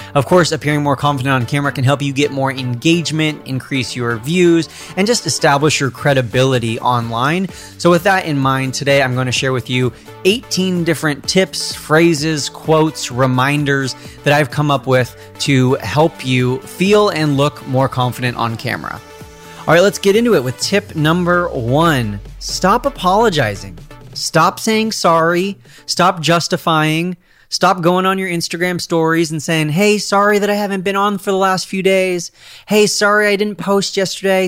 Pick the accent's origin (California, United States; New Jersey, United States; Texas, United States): California, United States; I'm a Californian